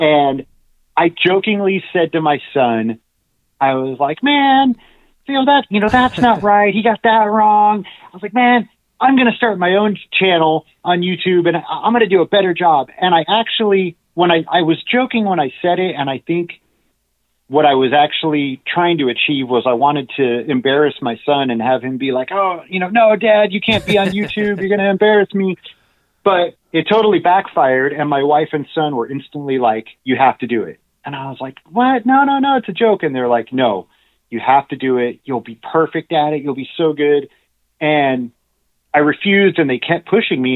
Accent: Los Angeles, California, United States; also born or lived in North Hollywood / Reseda / Encino; I grew up in the San Fernando Valley. Um, I was born in North Hollywood and lived there until I was about six or seven years old, and then moved to Reseda

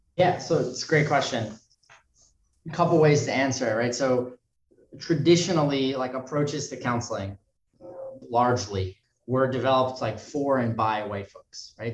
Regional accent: New York City, New York, United States; I was raised in New York City

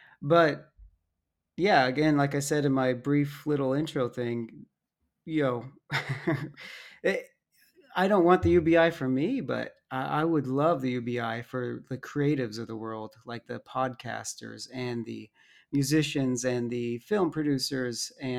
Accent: Dallas, Texas, United States; born there; also born or lived in Arizona / Alabama / Utah; Myself, I was born in Dallas, lived in Arizona for like a year, and then in Alabama for 12 years, and then Utah for a number of years.

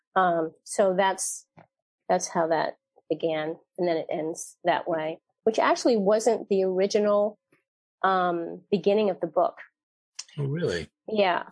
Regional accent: The Hague, South Holland, Netherlands; I was born there in The Hague

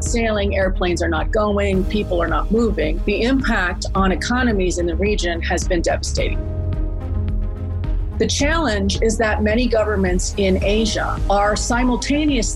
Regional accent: United States; moved away as an adult; now in Singapore; I am an American, but I've been here in Singapore for more than 16 years

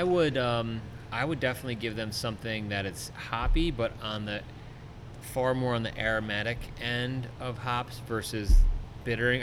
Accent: along the Delaware River, New Jersey, United States; I grew up on the New Jersey side

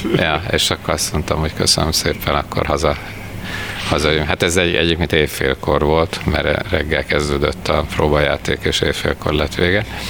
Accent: Veszprém, Veszprém County, Hungary; also born or lived in Budapest; now in Veszprém, Hungary; én Veszprémben születtem

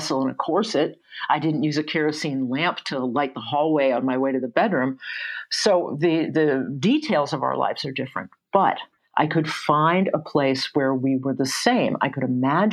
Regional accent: Atlanta, Georgia, United States; I grew up in Atlanta. I grew up in Morningside and Druid Hills

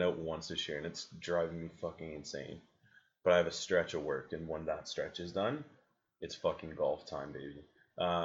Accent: Canada

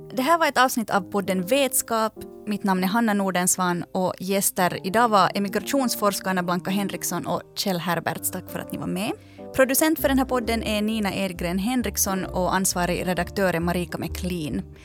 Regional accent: Finland; när någon frågar att varifrån är du, så säger man inte bara Finland utan man säger Finland, men jag är alltså finlandssvensk

